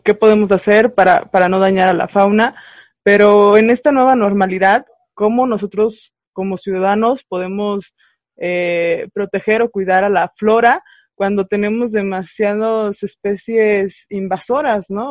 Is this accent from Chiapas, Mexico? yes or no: no; San Luis Potosí, Mexico; yo soy del estado de San Luis Potosí